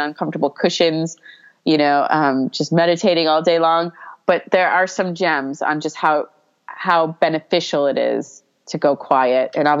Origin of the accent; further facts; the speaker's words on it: New York, United States; growing up in New York